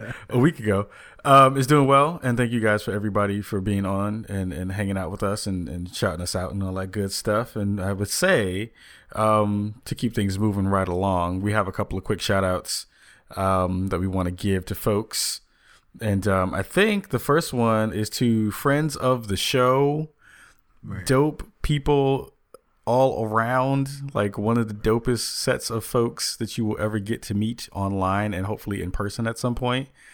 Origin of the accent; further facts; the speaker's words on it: New York City, New York, United States; also born or lived in the Bronx; I was born in Manhattan